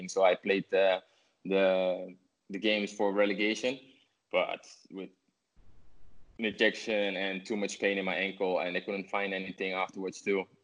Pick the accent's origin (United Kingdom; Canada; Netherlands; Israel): Netherlands; 's-Hertogenbosch, North Brabant; English is a second language; So I went back to my hometown, uh, Den Bosch, uh, who didn't had a really good start but we had an amazing season there.